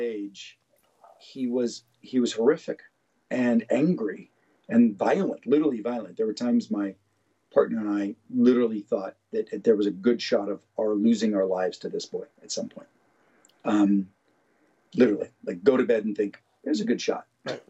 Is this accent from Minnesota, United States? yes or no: no; Pittsburgh, Pennsylvania, United States; I grew up in Pittsburgh